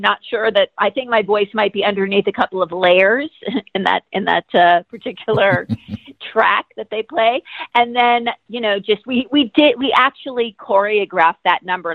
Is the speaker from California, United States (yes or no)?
yes; Los Angeles, California, United States; I grew up in Los Angeles in the '70s